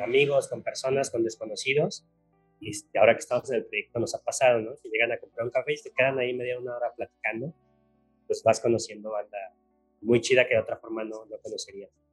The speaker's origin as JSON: {"language": "Spanish", "town": "Guadalajara", "region": "Jalisco", "country": "Mexico", "said": "yo soy Tapatío"}